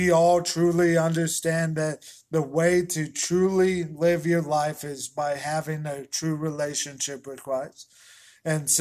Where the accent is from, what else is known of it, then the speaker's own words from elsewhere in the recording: Colorado, United States; I am from Colorado. I was born there in 1991